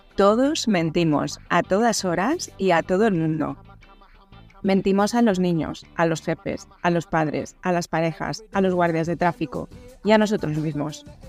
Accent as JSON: {"language": "Spanish", "town": "Zaragoza", "region": "Aragon", "country": "Spain", "said": "soy de Zaragoza"}